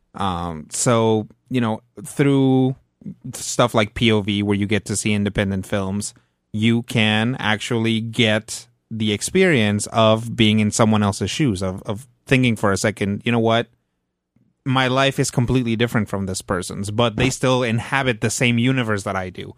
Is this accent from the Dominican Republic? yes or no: no; Mexico; moved away; I grew up in Mexico, so I watched Plaza Sésamo